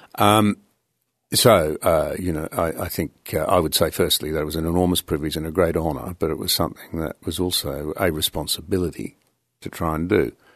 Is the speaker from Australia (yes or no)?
yes; Australia; I as an Australian